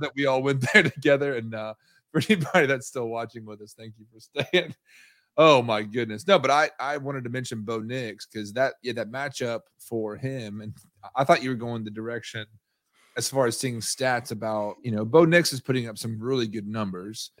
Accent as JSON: {"language": "English", "town": "Nashville", "region": "Tennessee", "country": "United States", "tie": "born or raised there", "said": "I grew up in Nashville"}